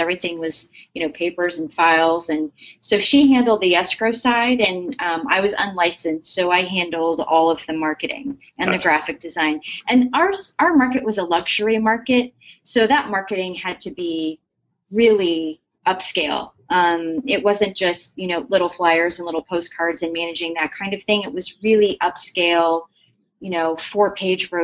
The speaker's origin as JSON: {"language": "English", "town": "Scottsdale", "region": "Arizona", "country": "United States", "tie": "born or raised there", "moved": "yes", "said": "I was actually raised in Scottsdale"}